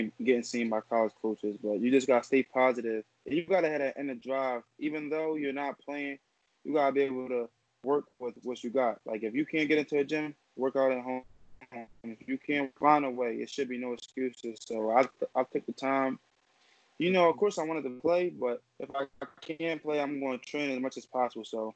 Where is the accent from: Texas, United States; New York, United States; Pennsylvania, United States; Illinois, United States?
Pennsylvania, United States; Philadelphia; from South Philadelphia. I attend New McGrady High School. I'm 17 years old